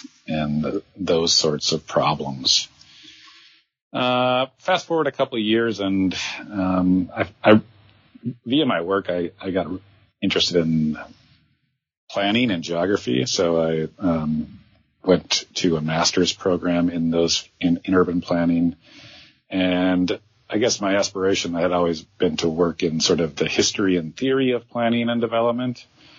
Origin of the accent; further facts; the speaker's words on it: Green Bay, Wisconsin, United States; moved away as an adult; So my background, I am a Midwesterner by birth. I actually grew up in Wisconsin, Green Bay, Wisconsin, to be exact. And after college, I wanted to work in the film industry, and I actually moved to New York because of that.